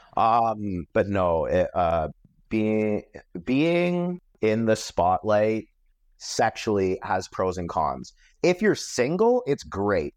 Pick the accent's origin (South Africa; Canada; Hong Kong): Canada; Metcalfe, Ontario; I grew up in Metcalf, which is a small town.